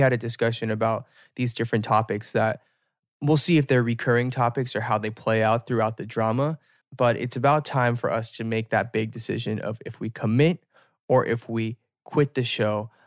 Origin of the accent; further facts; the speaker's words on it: United States; as an American